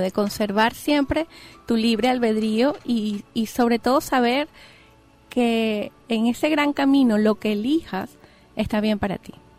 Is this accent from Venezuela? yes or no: yes; Venezuela; Yo soy venezolana